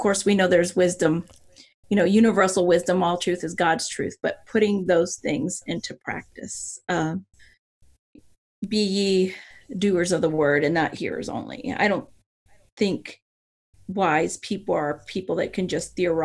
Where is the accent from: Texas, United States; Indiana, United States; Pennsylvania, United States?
Pennsylvania, United States; also born or lived in Puerto Rico / California; I was born in Puerto Rico, but then not long after, a couple years after, we moved to California and then Pennsylvania, where my dad was from, the northern tip of Appalachia.